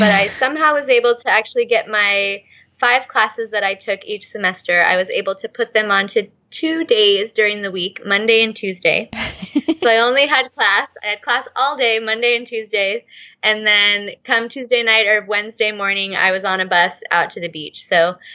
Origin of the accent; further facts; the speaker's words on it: outside Los Angeles, California, United States; moved away as an adult; now in Costa Rica; I grew up outside Los Angeles, California